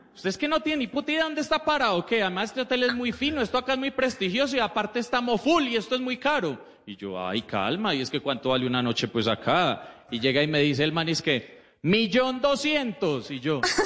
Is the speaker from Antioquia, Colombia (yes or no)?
yes; Medellín, Antioquia, Colombia; Soy comediante de Medellín